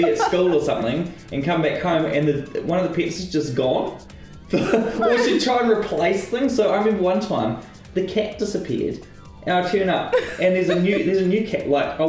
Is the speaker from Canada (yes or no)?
no; New Zealand; The Boil Up Podcast, it celebrates all the things that make us special for being Kiwi, our land, our people, our culture